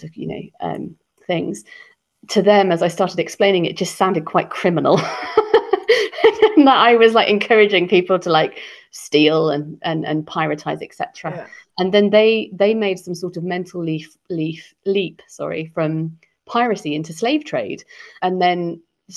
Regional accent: Cornwall, South West England, United Kingdom; moved away as an adult; now in London, United Kingdom; growing up in Cornwall

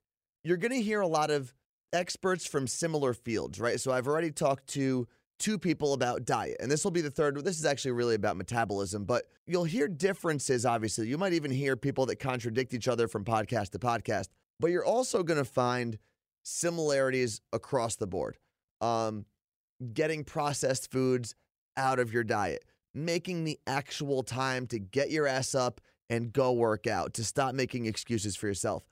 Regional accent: New York, United States; moved away; I'm originally from New York

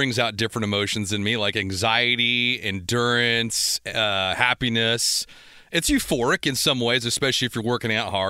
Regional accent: San Pedro, California, United States; being from San Pedro

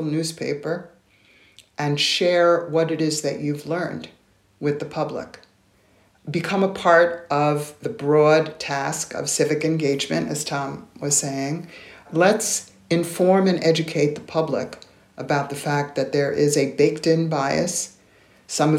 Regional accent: New York, United States; I'm originally from New York

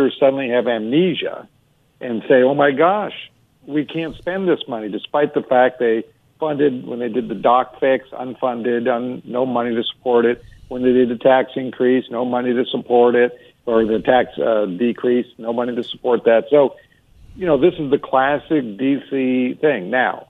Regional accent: Alaska, United States; You know, first off, I'm from Alaska. We don't know what Amtrak is.

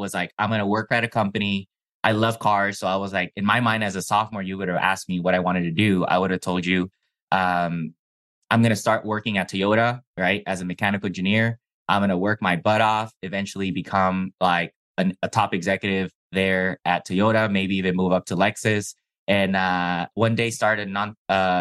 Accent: Baja California, Mexico; first language Chinese; English is a second language; also born or lived in Calexico, California; I was living in Mexico, but my parents decided to sacrifice and pay for private school in the U.S. because we were in a border town

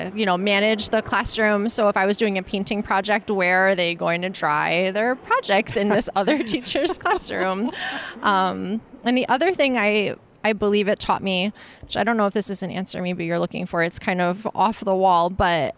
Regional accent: Sussex County, New Jersey, United States; I grew up in Sussex

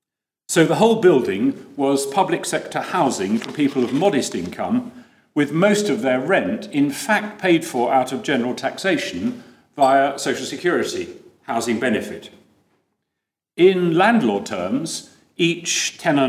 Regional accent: United Kingdom; Being British doesn't qualify me

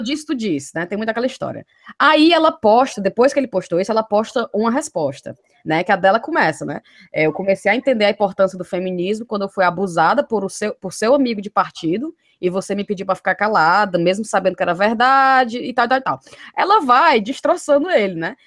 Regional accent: Fortaleza, Ceará, Brazil; moved away; depois que eu saí de Fortaleza

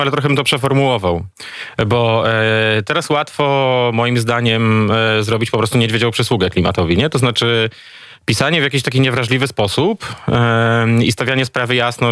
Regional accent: eastern voivodeships of Poland, eastern Poland, Poland; moved away; Mam dobry kontakt ze wschodnimi województwami Polski, skąd pochodzę

